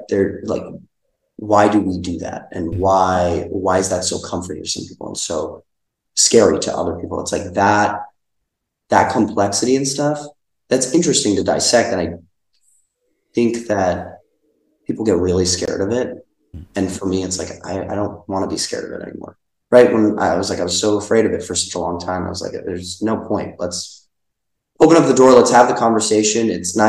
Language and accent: English; Hoboken, New Jersey, United States; born or raised there